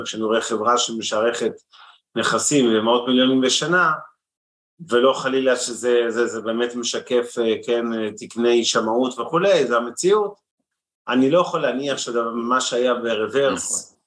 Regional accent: Israel

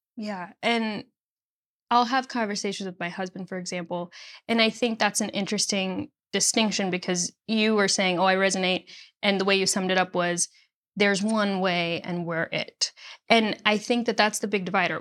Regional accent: Nashville, Tennessee, United States; also born or lived in Chicago, Illinois; born in Chicago, and then we moved to the Nashville area when I was nine

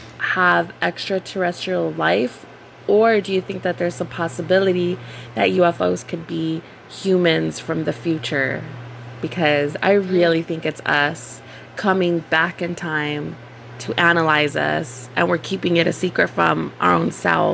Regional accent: Texas, United States; I am from South Texas.

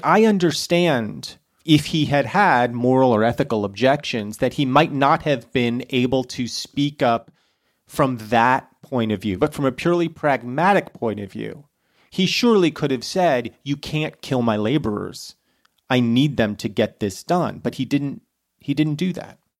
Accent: United States; as an American

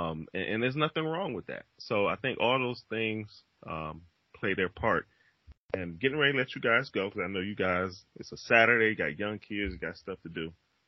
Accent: Cleveland, Ohio, United States; growing up in the Cleveland area

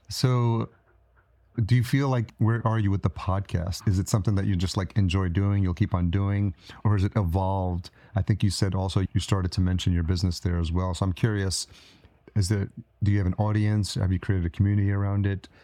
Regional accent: Yonkers, New York, United States; moved away as an adult; also born or lived in Brooklyn; now in Minnesota, United States; I grew up in New York. So I grew up in Yonkers and I lived in New York City

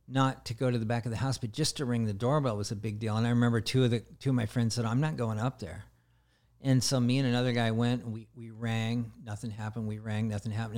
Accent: the Northwest, Pacific Northwest, United States; I come from the Northwest area

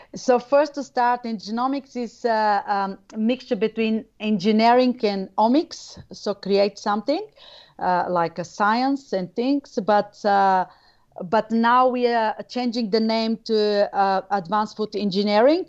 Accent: Bulgaria; moved away as an adult; now in Australia; I'm originally from Bulgaria

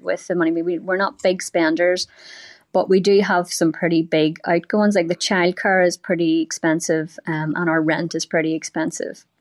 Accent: Belfast, Northern Ireland, United Kingdom; moved away as an adult; now in United States; I grew up in Belfast in the eighties and the nineties

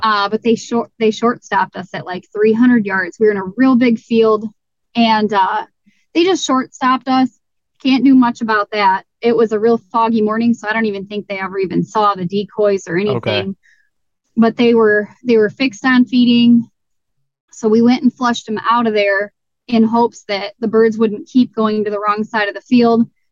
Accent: Southeast Michigan, United States; I am from Southern Michigan, Southeast Michigan

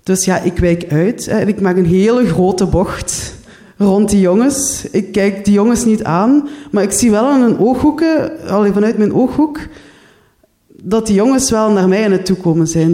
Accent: Limburg, Flanders, Belgium; moved away as an adult; also born or lived in Ghent; now in Brussels, Belgium; Jullie horen het al, ik ben niet afkomstig uit Brussel, ik ben uit Limburg

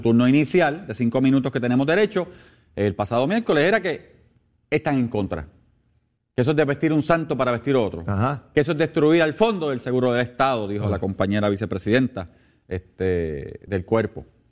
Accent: Puerto Rico; como puertorriqueño

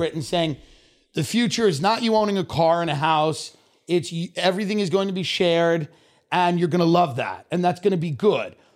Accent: Long Island, New York, United States; moved away; I grew up in Long Island, I grew up kvetching, complaining

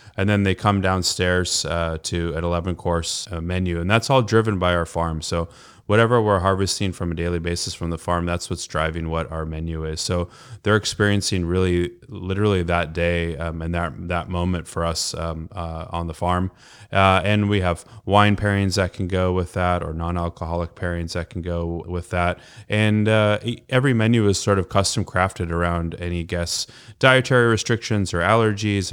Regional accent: Los Angeles, California, United States; moved away as an adult; also born or lived in Japan / England; now in Sonoma County, United States; We're both from Los Angeles

